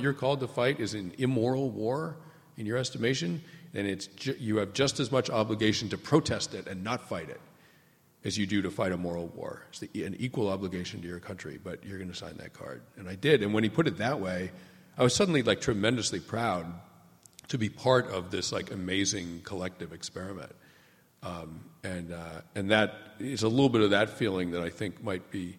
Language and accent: English; New England, United States; I grew up in New England